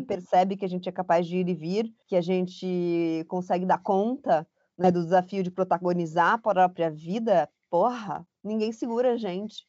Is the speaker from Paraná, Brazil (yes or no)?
yes; Curitiba, Paraná, Brazil; moved away as an adult; also born or lived in São Paulo; eu sou curitibana